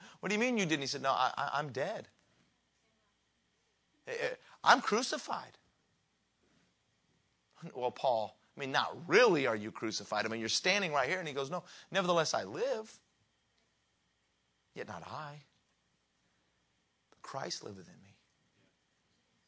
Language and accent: English; Colorado, United States; now in Mississippi, United States; I grew up in Colorado.